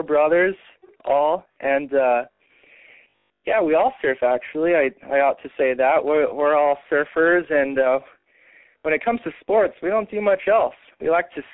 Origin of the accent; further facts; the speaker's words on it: North Shore of Oahu, Hawaii, United States; also born or lived in Mililani, Hawaii; I grew up surfing on the North Shore of Oahu.